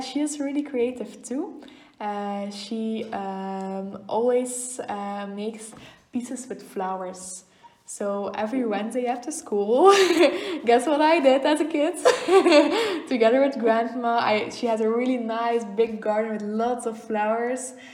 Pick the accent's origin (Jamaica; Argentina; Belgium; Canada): Belgium; Oudenaarde, Flanders; I grew up in Oudenaarde.